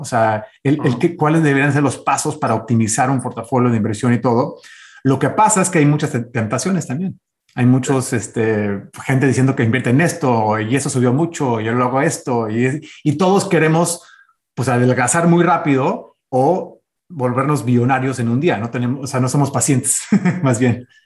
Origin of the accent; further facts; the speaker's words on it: United States; nací, de hecho, en Estados Unidos. Soy el, primer gringo este, ciudadano nacido aquí en Estados Unidos.